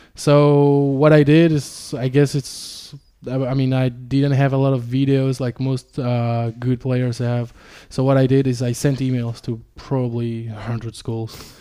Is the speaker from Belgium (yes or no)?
yes; Ardennes, Wallonia, Belgium; also born or lived in Romania; I spent all my childhood in the, in the Ardennes